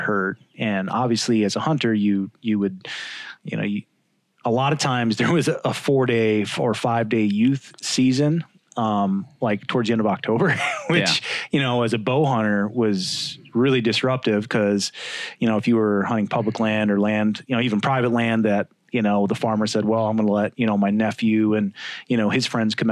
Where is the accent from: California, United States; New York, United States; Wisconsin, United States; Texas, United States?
Wisconsin, United States; I grew up in Wisconsin